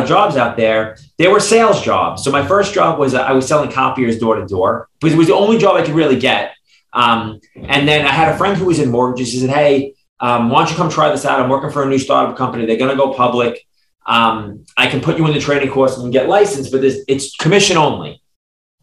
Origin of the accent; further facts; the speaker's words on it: New York City, New York, United States; I grew up in Brooklyn, New York